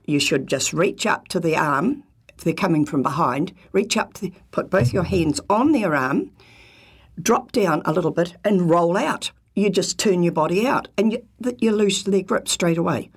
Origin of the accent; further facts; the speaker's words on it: New Zealand; being a typical Kiwi